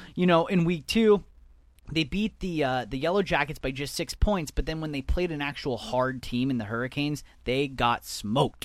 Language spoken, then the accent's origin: English; Southern California, United States; growing up in Southern California